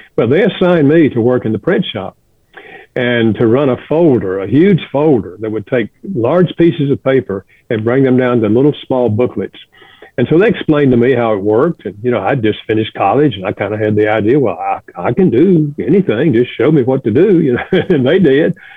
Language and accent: English; the South, United States; moved away as an adult; also born or lived in Chicago; I grew up in the South